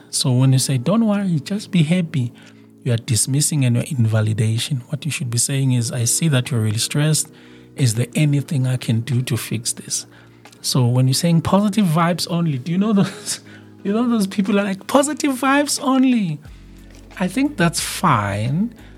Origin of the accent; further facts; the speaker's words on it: South Africa; in my home country, South Africa